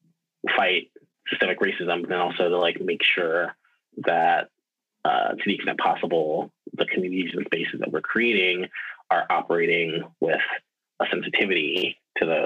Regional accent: New Iberia, Louisiana, United States; also born or lived in Baton Rouge, Louisiana; I am originally from South Louisiana. I grew up in this little town called New Iberia

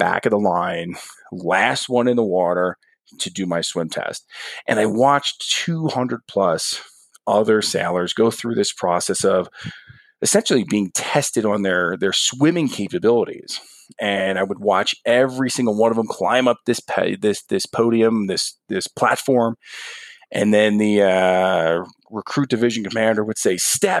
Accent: New Jersey, United States; moved away; I'm a guy from New Jersey. There weren't any pools in my backyard.

